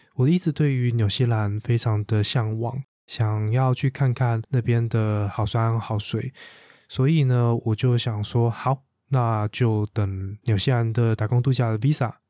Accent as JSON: {"language": "Chinese", "country": "Taiwan", "tie": "born or raised there", "said": "我的家乡台湾"}